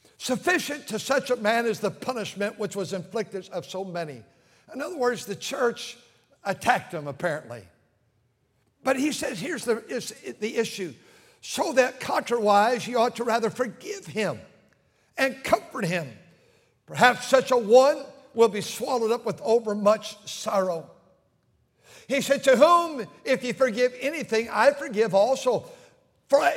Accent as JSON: {"language": "English", "country": "United States", "said": "I'm American. I'm so thankful that I live in this country where the word of God can still be preached"}